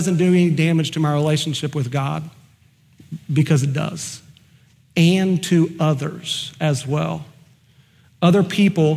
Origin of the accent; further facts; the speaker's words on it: Oklahoma, United States; I'm just from Oklahoma.